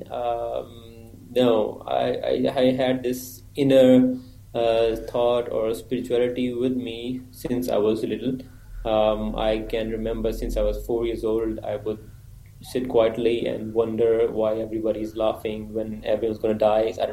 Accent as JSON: {"language": "English", "town": "Sialkot", "region": "Punjab", "country": "Pakistan", "also_born_or_lived": "Saudi Arabia", "said": "I'm originally from Pakistan, Sialkot city. Um, and I was born in Saudi Arabia"}